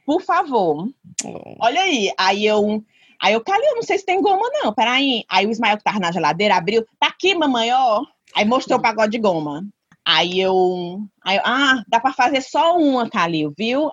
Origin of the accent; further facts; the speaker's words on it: Brazil; moved away; eu sou brasileira